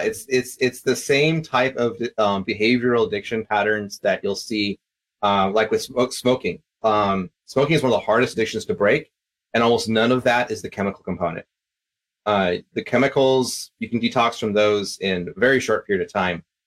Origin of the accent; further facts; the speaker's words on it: Vancouver, Washington, United States; also born or lived in Tennessee / Texas / Ireland; now in Fargo, United States; I uh, grew up down in Vancouver area, right across from Portland